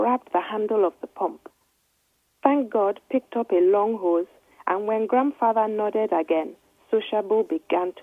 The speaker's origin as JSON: {"language": "English", "country": "Nigeria", "tie": "born or raised there", "accent": "Nigerian", "moved": "yes", "said": "the voice that I'm writing in is my Nigerian voice, because I grew up in Nigeria"}